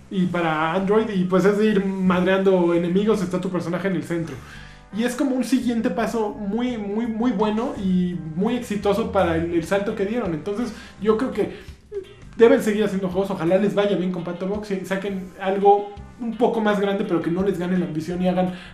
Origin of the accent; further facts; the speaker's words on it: Mexico; Este, pues está así porque somos mexicanos, ¿no?